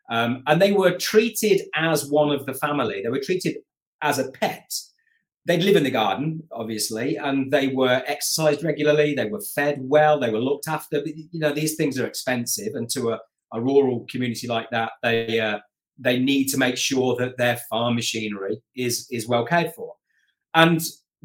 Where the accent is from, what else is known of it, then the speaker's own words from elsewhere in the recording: Coventry, West Midlands, United Kingdom; moved away; I'm originally from Coventry in the heart of England